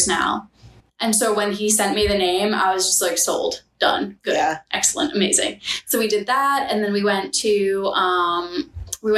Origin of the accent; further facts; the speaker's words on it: New York, United States; I'm a New Yorker.